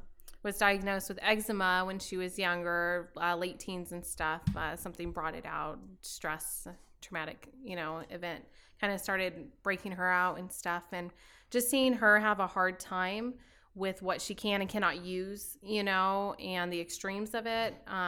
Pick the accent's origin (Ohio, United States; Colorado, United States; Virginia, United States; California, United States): Colorado, United States; Delta; A delta. It's on the western slope of the Mesa. You know the Grand Mesas.